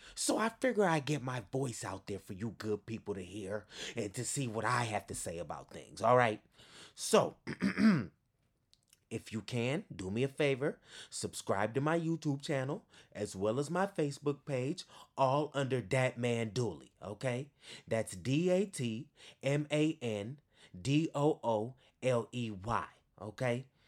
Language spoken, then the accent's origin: English; East Bay, Northern California, United States; also born or lived in Berkeley / Oakland / Alameda / Hayward; I'm from the East Bay, born and raised. If you don't know where that is, that's in Northern California.